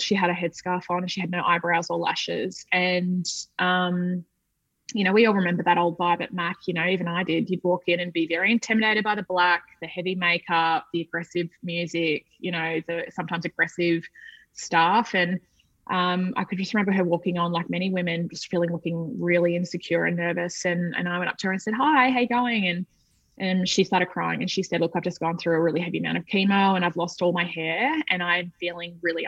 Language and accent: English; Australia; moved away as an adult; also born or lived in London, United Kingdom; being Australian